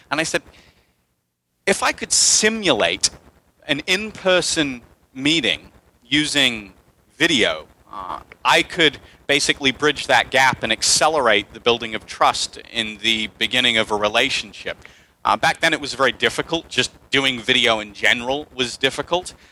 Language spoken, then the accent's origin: English; England, United Kingdom; also born or lived in United States; now in Panama; Uh, I am English, but I've lived in the States for half my life, and now I'm in Latin America, Panama, so you might hear me blurt out some Spanglish here as well.